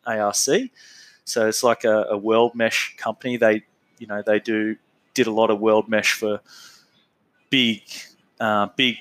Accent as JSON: {"language": "English", "town": "Bathurst", "region": "New South Wales", "country": "Australia", "tie": "born or raised there", "said": "I was born in Bathurst, New South Wales"}